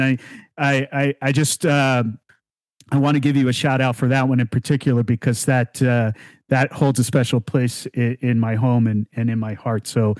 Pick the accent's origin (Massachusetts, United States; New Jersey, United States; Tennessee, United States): New Jersey, United States; talking about so many wonderful things about growing up in New Jersey